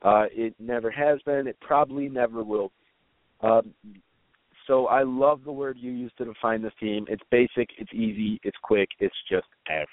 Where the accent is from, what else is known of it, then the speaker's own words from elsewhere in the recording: Detroit, Michigan, United States; my hometown Pistons